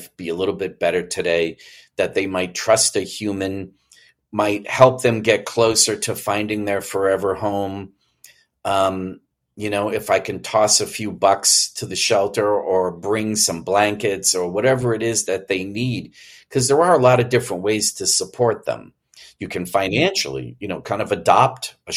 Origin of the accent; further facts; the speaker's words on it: Boston, Massachusetts, United States; moved away; When I was growing up in the Boston area